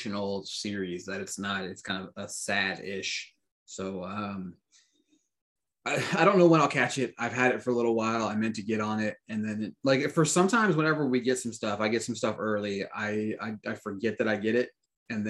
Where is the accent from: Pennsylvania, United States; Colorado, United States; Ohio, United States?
Pennsylvania, United States; now in Tennessee, United States; my home state of Pennsylvania